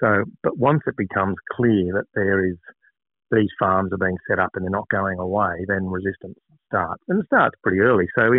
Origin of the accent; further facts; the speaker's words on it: Singleton, New South Wales, Australia; I grew up in Singleton and you can stand and look one way for 40 Ks and see the mountains, and then you turn around and look the other way and it's 40 Ks away and you can see the mountains. But everything in between that's flat as.